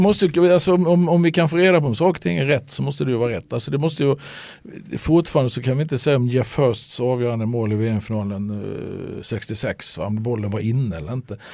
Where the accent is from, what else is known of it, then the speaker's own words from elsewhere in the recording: Halmstad, Halland County, Sweden; vi växte upp några hundra meter från varandra hemma i Halmstad